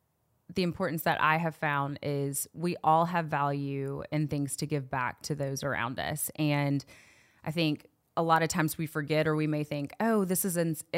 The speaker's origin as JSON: {"language": "English", "town": "Knoxville", "region": "Tennessee", "country": "United States", "tie": "born or raised there", "said": "I'm from Knoxville, born and raised. Believe it or not, a lot of times people say they can't tell based off of how I'm speaking. There's not that extra twang in there, right?"}